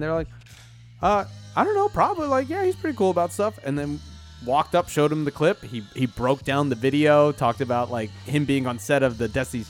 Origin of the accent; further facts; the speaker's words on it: Abington, Pennsylvania, United States; I'm from Abington, right?